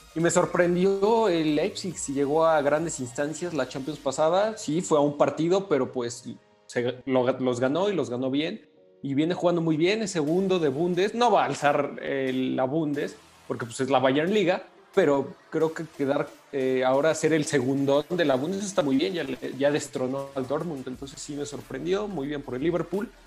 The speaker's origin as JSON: {"language": "Spanish", "country": "Mexico", "said": "nuestro compatriota"}